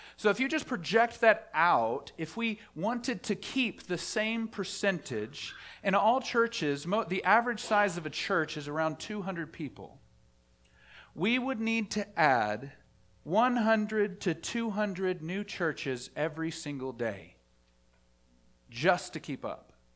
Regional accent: Dallas, Texas, United States; I grew up in the Bible Belt, the buckle of the Bible Belt, in Dallas, Fort Wor-, the Dallas, Fort Worth area

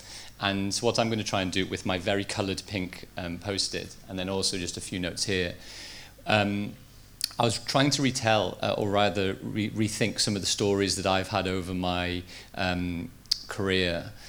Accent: Liverpool, North West England, United Kingdom; I grew up in Liverpool, even though I don't have that much of a Liverpool accent.

